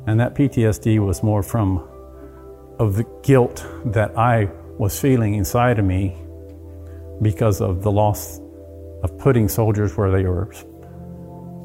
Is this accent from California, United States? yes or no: no; South Texas, United States; I grew up in South Texas most of my life. My dad was in the oil field. So we moved around a lot.